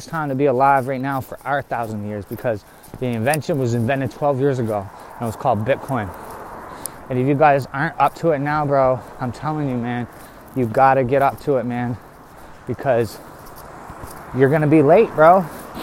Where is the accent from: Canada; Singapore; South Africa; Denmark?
Canada; we're from Canada